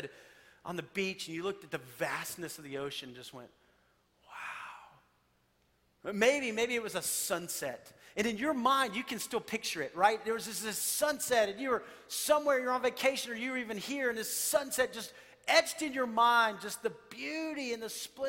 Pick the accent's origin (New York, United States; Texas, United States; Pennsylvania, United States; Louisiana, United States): Texas, United States; I grew up in Texas